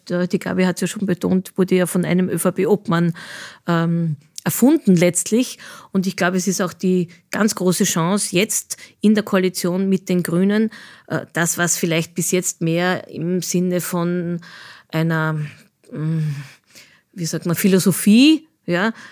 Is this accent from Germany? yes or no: no; Austria; an denen wir uns auch europapolitisch sehr stark auch als, Österreich, als Österreicher einbringen können.